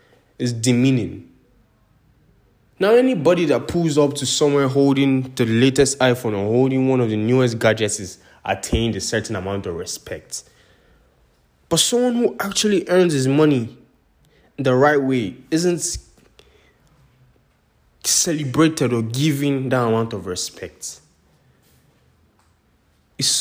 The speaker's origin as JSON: {"language": "English", "country": "Nigeria", "said": "I'm Nigerian"}